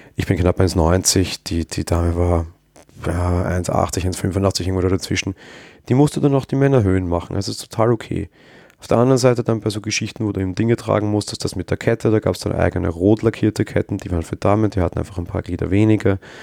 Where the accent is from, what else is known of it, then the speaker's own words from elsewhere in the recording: Austria; Als Österreicher